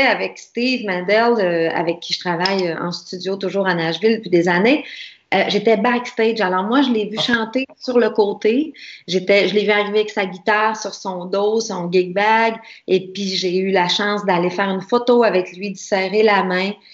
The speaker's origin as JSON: {"language": "French", "region": "Quebec", "country": "Canada", "said": "nous autres, euh, en tant que Québécois, Canadiens"}